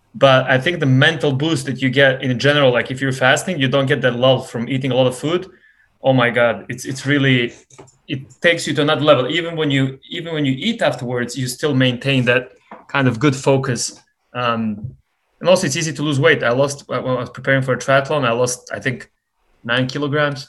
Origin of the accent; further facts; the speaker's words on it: Montenegro; now in United States; I come from Montenegro